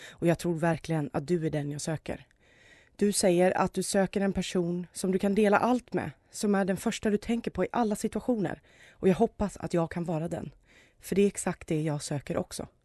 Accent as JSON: {"language": "Swedish", "town": "Gothenburg", "region": "Västra Götaland", "country": "Sweden", "said": "Men som göteborgare var jag faktiskt tvungen."}